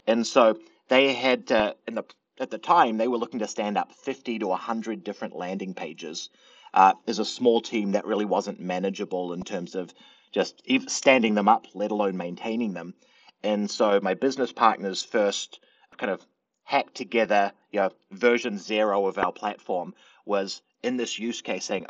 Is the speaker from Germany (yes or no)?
no; New Zealand; moved away; I'm originally from New Zealand